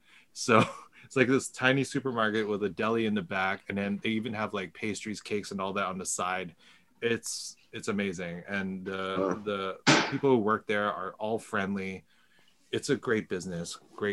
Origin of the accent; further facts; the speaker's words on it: Richmond Hill, Ontario, Canada; my hometown, Richmond Hill